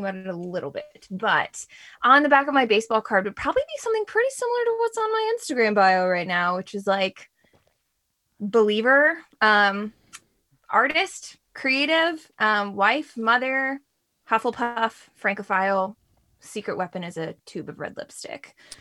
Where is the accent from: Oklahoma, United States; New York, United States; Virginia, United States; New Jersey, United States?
Virginia, United States; Reston; also born or lived in Sterling, Virginia; now in Herndon, United States; I grew up in Reston